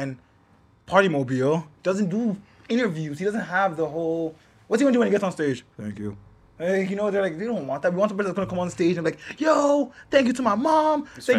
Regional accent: Toronto, Ontario, Canada; we're from Toronto

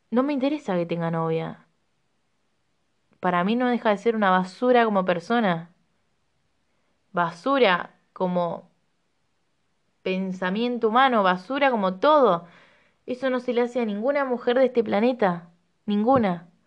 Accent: Rosario, Santa Fe, Argentina; moved away; Voy a empezar diciendo que cuando llegué de Rosario no tenía ninguna amistad

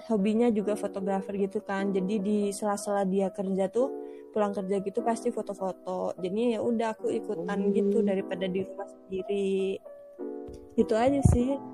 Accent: Java, Indonesia; born there; Kan sebenarnya kan aku aslinya kan lahirnya di Jawa

